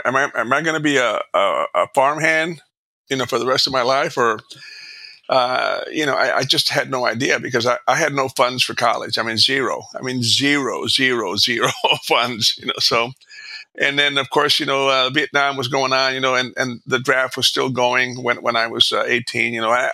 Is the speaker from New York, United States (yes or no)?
no; Alice, Texas, United States; I'm a product of the 50s and 60s. You know, back then, I grew up in South Texas. I was a poor little brown kid, you know, in South Texas.